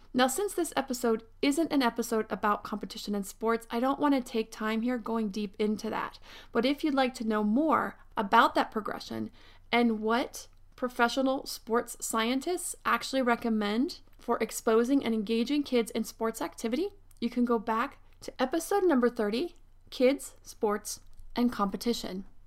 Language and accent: English; Pennsylvania, United States; now in Southern California, United States; I grew up in Pennsylvania where winters came and pretty much stayed from December to March